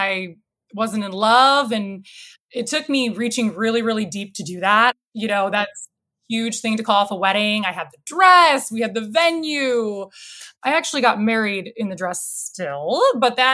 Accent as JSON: {"language": "English", "town": "Barrington", "region": "Illinois", "country": "United States", "tie": "born or raised there", "also_born_or_lived": "Chicago, Illinois", "said": "I grew up in a northwest suburb called Barrington"}